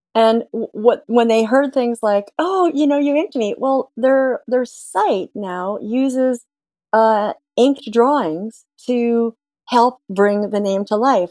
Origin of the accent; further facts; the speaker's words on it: Ontario, Canada; I'm from Ontario in Canada